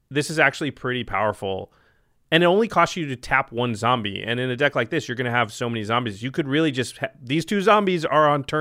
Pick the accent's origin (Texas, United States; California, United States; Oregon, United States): Oregon, United States; Portland; I'm from Portland